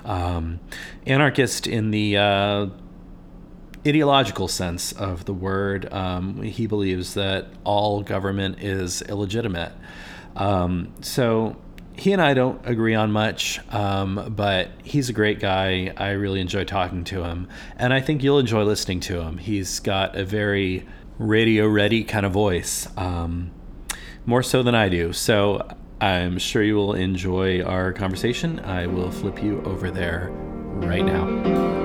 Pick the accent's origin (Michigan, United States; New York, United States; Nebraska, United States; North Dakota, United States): Nebraska, United States; Lincoln; moved away; Lincoln, Nebraska, which is the town I grew up